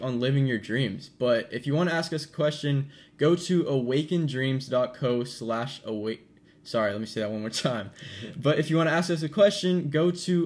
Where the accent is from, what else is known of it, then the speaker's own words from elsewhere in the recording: Sacramento, California, United States; moved away as an adult; now in San Diego, United States; I live in California. I've lived there my whole life. I'm from the Sacramento area